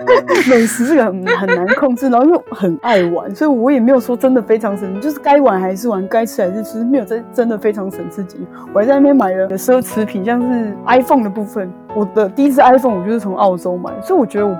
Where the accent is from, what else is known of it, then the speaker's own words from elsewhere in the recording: Taiwan; 可是我们台湾人分得出来，韩国人其实就是眼睛小。